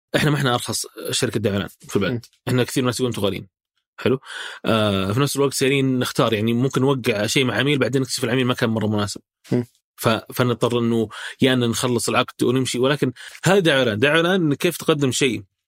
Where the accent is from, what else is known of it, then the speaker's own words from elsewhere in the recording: Saudi Arabia; احنا كسعوديين